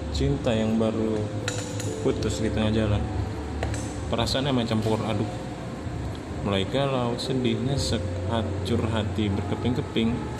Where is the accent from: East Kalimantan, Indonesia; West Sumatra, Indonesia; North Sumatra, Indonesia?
East Kalimantan, Indonesia; Samarinda; Asal dari Kota Samarinda